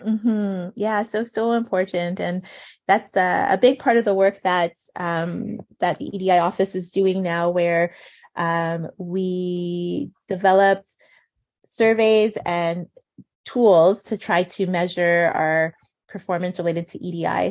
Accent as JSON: {"language": "English", "town": "Montreal", "region": "Quebec", "country": "Canada", "tie": "born or raised there", "moved": "yes", "lives_now": "Ottawa, Canada", "said": "when I was growing up in Montreal"}